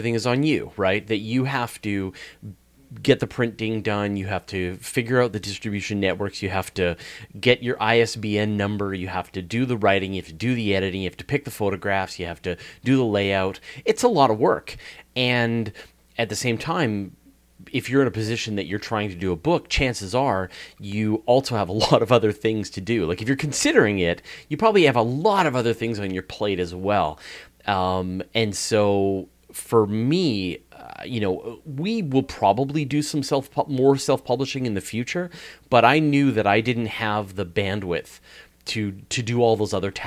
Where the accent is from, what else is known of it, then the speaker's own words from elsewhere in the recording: Hornby Island, British Columbia, Canada; accent: Canadian; also born or lived in Vancouver Island; I grew up on a small island off the west coast of Canada called Hornby Island